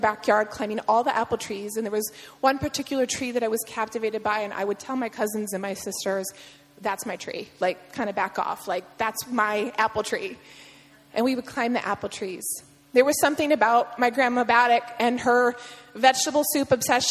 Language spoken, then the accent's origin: English; Perrysburg, Ohio, United States; moved away; growing up in Perrysburg, Ohio